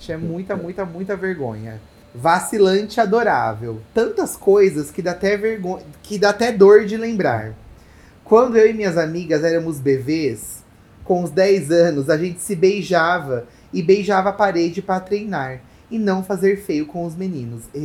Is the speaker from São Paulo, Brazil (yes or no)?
no; Recife, Pernambuco, Brazil; Sou de Recife, Pernambuco, um calor insuportável.